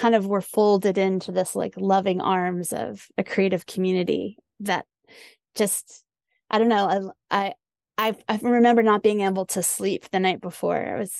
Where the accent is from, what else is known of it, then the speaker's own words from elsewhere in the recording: New Orleans, Louisiana, United States; Like I grew up in New Orleans.